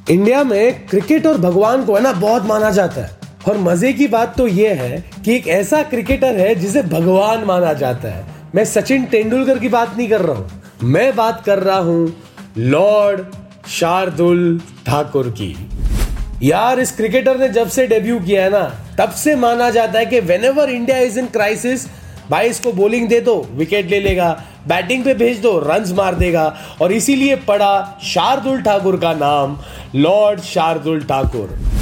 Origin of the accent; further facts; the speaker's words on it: Mumbai, Maharashtra, India; मैं खुद दहीसर का रहने वाला हूँ